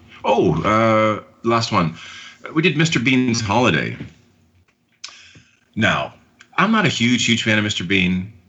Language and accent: English; Port Hope, Ontario, Canada; now in Oshawa, Canada; my hometown, Port Hope, where I spent my youth